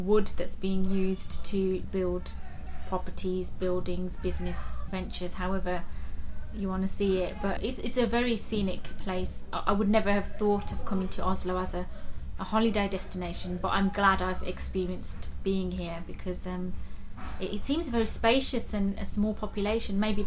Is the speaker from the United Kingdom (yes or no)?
yes; Birmingham, West Midlands, United Kingdom; I'm from Birmingham in the UK.